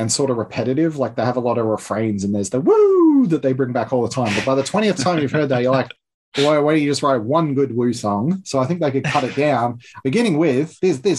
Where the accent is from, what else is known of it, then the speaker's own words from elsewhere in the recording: Melbourne, Victoria, Australia; We're both from Melbourne